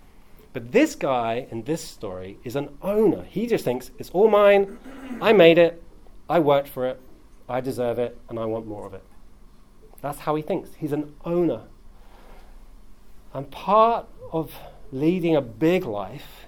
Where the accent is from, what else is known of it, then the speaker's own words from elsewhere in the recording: South East England, United Kingdom; now in London, United Kingdom; I grew up in Southeast England, which is a prosperous place, relative.